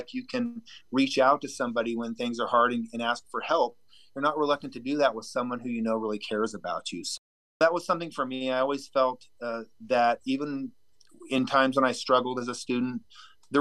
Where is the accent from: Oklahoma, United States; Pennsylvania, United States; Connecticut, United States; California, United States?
California, United States; Lakeport; also born or lived in Chico, California / El Dorado County, California; now in Laytonville, United States; where I grew up in Lake County